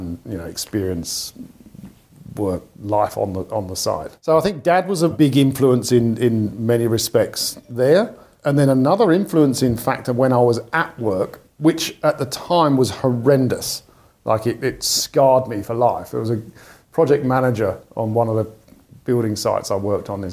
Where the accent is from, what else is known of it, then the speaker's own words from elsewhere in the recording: London, United Kingdom; now in Australia; So I grew up in London, or just on the outskirts of London